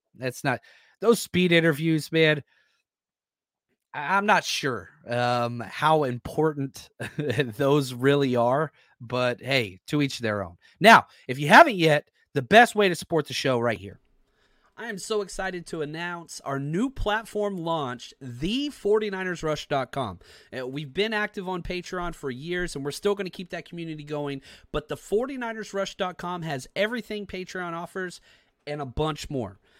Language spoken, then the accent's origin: English; Texas, United States; I, I grew up in Texas